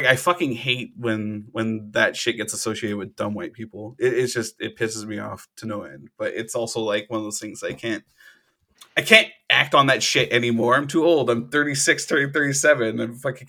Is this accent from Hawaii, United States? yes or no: yes; Hawaii, United States; moved away; back when I grew up in Hawaii